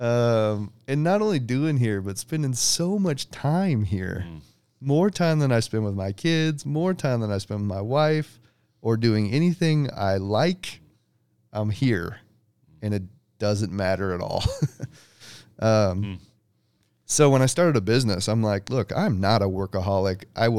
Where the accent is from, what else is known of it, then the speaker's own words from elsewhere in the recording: Liberty, Missouri, United States; That's more literal. No, you're good. So grew up in Liberty. My wife grew up in North Kansas City, so we're both like